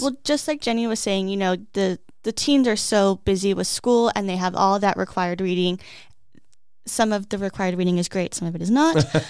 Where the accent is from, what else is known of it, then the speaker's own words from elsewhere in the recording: Peoria, Arizona, United States; I grew up here, so it's great that I get to give back to the community that I have lived in for m, almost my whole entire life